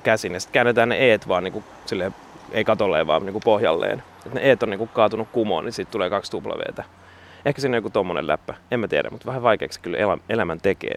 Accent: Sipoo, Uusimaa, Finland; Mä oon siis Sipoosta lähtöisin.

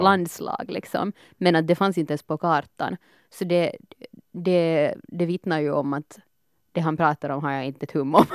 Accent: Helsinki, Uusimaa, Finland; also born or lived in Espoo; jag är född i Helsingfors, mm. uppvuxen stor del, halva livet Esbo, halva livet Helsingfors

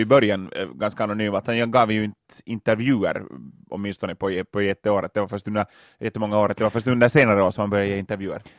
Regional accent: Loviisa, Uusimaa, Finland; Lovisa i östra Jylland, mina hemtrakter

